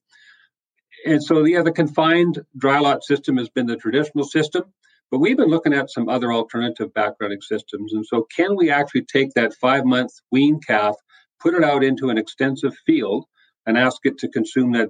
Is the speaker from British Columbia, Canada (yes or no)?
yes; British Columbia, Canada; moved away as an adult; now in Saskatchewan, Canada; Born and raised in British Columbia, which is the westerly province here in Canada